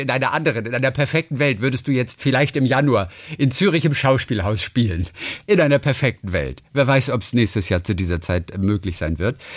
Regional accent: Northern Germany, Germany; Aus Norddeutschland.

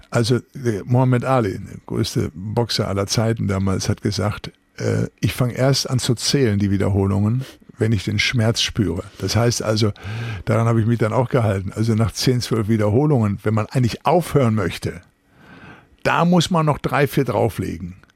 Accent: Recklinghausen, North Rhine-Westphalia, Germany; ich bin im Arbeiterviertel Recklinghausen Süd groß geworden.

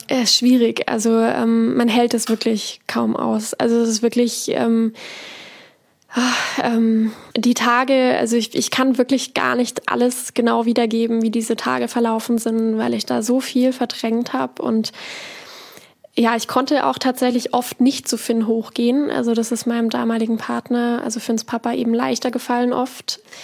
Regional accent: near Freiburg, Baden-Württemberg, Germany; moved away as an adult; also born or lived in Bavaria; Ich bin eben in Sechsau aufgewachsen, in einem Dorf, bin dann, um meine Ausbildung zu machen, eben nach Bayern gezogen

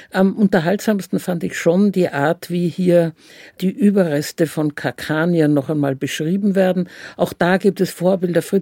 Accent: Vienna, Austria; Ich bin Wienerin, ich finde das immer noch sehr komisch

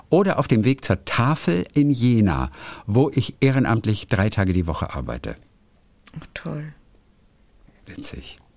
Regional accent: Tajikistan; born there; So kunterbunt bin ich auch. Halb deutsch, halb russisch, mit einem ukrainischen Nachnamen, aber gebürtig aus Tadschikistan, Zentralasien.

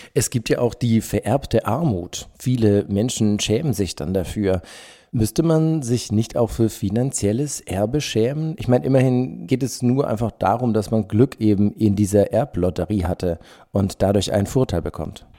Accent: Germany; bei uns in Deutschland

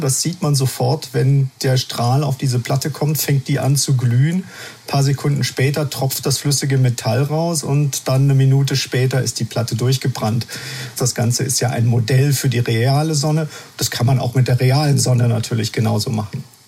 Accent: Germany; bei uns in Deutschland

